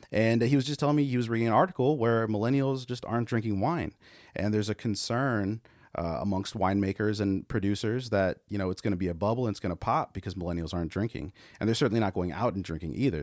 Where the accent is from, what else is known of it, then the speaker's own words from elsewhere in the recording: California, United States; now in Texas, United States; I'm Californian